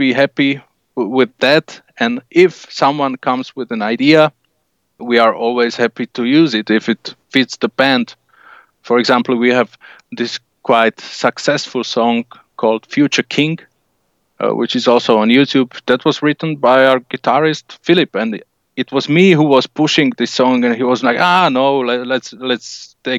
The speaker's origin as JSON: {"language": "English", "country": "Slovakia", "said": "we're from Slovakia"}